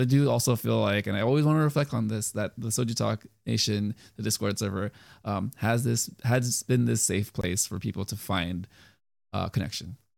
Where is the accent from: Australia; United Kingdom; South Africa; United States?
United States; I'm Asian, but I grew up in the United States